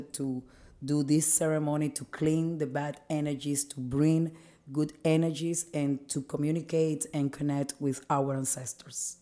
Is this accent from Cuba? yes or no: yes; Cuba